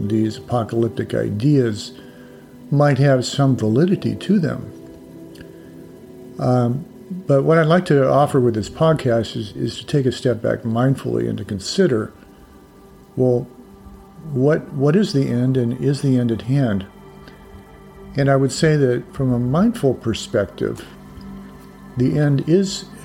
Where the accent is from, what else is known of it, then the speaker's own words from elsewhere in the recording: United States; growing up in the United States over, quite a few decades now